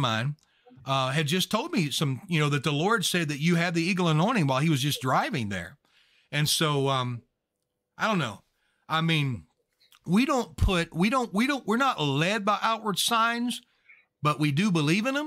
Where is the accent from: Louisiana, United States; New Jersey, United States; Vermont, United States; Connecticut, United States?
Louisiana, United States; I'm actually from Louisiana